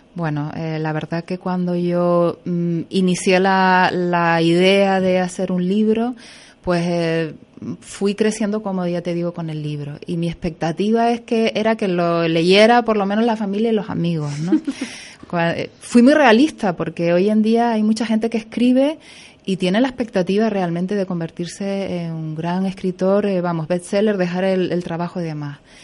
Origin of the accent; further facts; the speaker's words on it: Güímar, Canary Islands, Spain; soy de aquí